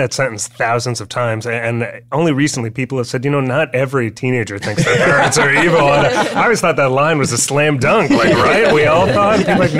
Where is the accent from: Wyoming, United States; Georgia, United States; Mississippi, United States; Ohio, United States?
Ohio, United States; Cleveland; moved away; growing up in Cleveland